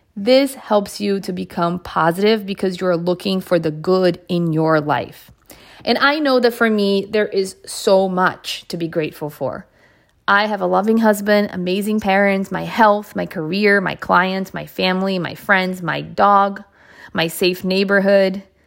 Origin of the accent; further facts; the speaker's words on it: Bethesda, Maryland, United States; I had the privilege of growing up in the Bethesda Potomac area in Maryland